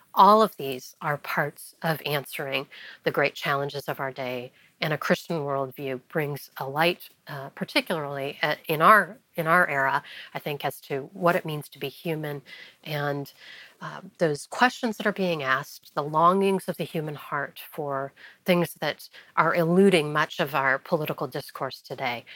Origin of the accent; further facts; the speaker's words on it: Wheaton, Illinois, United States; moved away as an adult; also born or lived in Taiwan / France; now in Washington, D.C., United States; growing up in Wheaton, Illinois